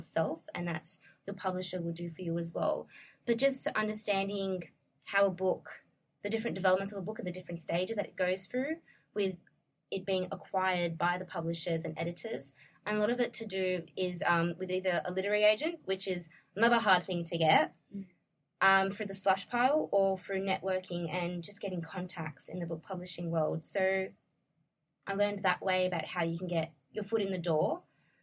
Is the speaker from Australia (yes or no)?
yes; Australia; I've been brought up this way in Australia